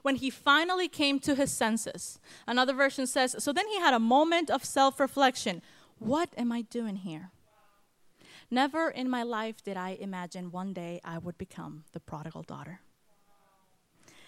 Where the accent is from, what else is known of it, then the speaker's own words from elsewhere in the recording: Guatemala; moved away as an adult; also born or lived in California; now in North Carolina, United States; I was born in California, but raised in Guatemala